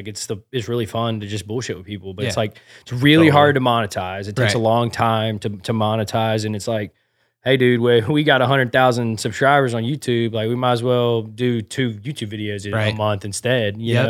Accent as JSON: {"language": "English", "region": "the South", "country": "United States", "said": "we're from the South"}